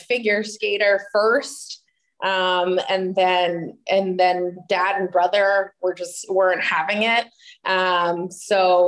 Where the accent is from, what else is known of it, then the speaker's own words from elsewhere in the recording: New Jersey, United States; moved away as an adult; also born or lived in Boca Raton, Florida / South Carolina; now in San Jose, United States; I'm born and raised in New Jersey.